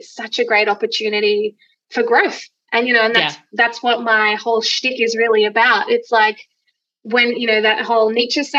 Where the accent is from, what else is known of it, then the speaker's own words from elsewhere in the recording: Gold Coast, Queensland, Australia; I grew up on the Gold Coast